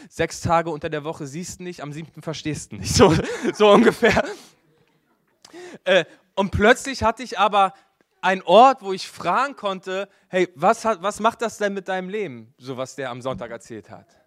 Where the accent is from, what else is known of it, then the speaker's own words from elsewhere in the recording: Berlin, Germany; Hey, ich bin in Berlin groß geworden in einer Kirche, äh, die hatte das nicht so richtig, Kleingruppen.